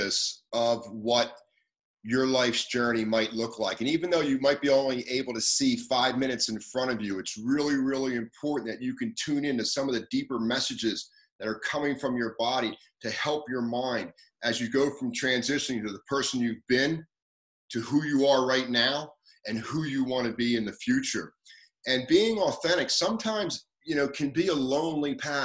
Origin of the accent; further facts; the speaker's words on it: Atlantic City, New Jersey, United States; I grew up in the late 50s in a little beach town called Atlantic City, New Jersey